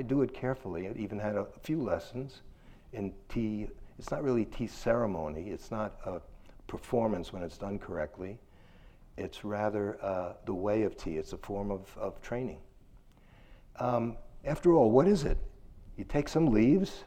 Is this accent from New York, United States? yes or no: yes; New York City, New York, United States; I'm from Brooklyn